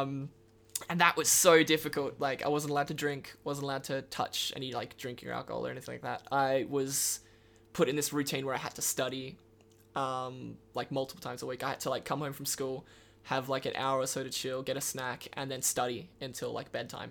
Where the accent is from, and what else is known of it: Karratha, Western Australia, Australia; born or raised there; now in Perth, Australia